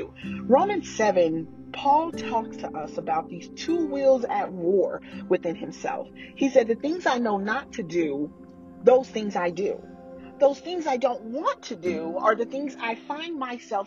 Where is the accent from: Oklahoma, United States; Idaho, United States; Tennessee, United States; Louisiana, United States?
Oklahoma, United States; now in Texas, United States; I'm from Oklahoma. I live in Texas now.